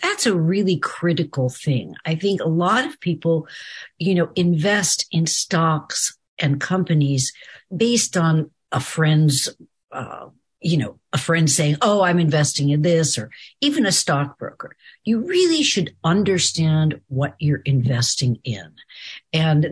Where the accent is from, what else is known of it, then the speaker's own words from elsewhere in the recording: Beverly Hills, California, United States; I grew up in Beverly Hills